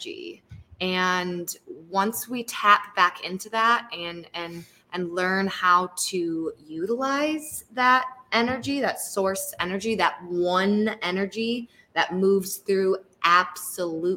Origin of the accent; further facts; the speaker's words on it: Lansing, Michigan, United States; also born or lived in North Carolina / Nicaragua / Costa Rica; I'm born and raised in Michigan, in Lansing